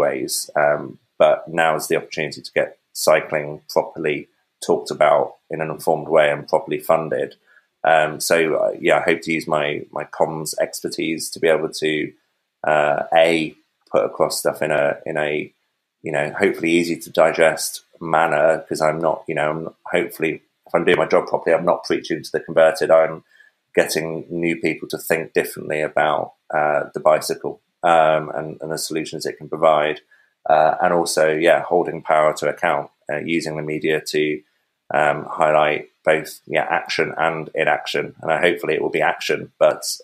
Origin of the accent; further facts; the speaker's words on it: Coventry, West Midlands, United Kingdom; I'm immensely proud of being born and brought up in Coventry